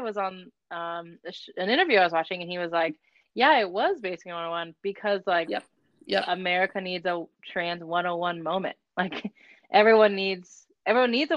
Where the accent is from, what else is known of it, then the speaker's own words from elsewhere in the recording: Aurora, Colorado, United States; growing up in Aurora, Colorado